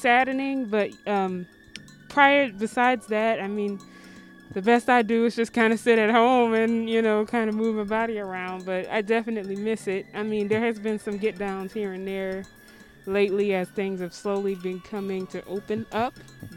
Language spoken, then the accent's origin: English; Detroit, Michigan, United States; I am born and raised in Detroit